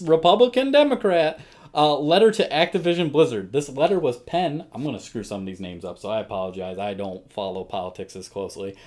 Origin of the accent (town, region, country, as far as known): United States